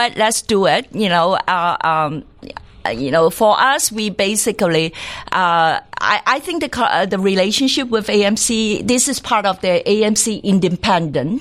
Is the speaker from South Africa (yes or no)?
no; Hong Kong; I grew up in Hong Kong